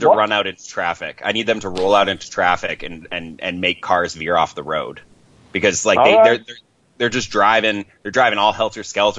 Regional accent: California, United States; See, because I'm from California, like thus my number. And so like I'm always like, you know, I always think everything's a little bit farther away than it is out east here.

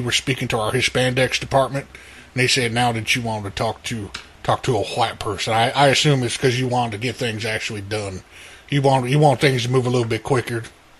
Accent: Alabama, United States; moved away as an adult; now in Seattle, United States; I'm originally from Alabama, but I moved over here to Seattle so I could work with Uber.

